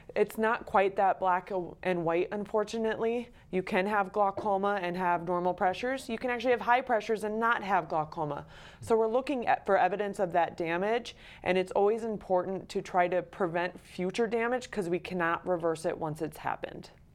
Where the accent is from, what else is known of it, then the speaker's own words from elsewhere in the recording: Belle Fourche, South Dakota, United States; also born or lived in Detroit, Michigan; I am born and raised in South Dakota. I grew up in Belfouche